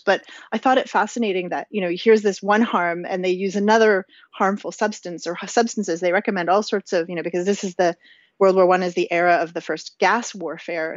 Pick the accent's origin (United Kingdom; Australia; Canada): Canada; as a Canadian who wears a toque in the winter